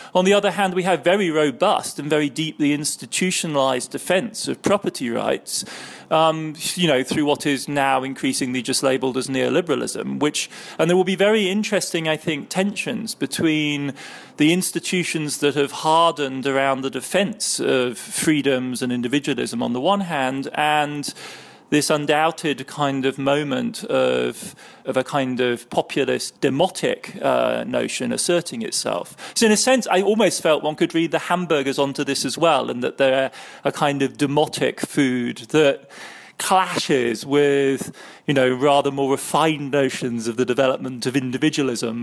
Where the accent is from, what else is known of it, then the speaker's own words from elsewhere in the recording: Heidelberg, Baden-Württemberg, Germany; my childhood in West Germany growing up in Heidelberg in the early seventies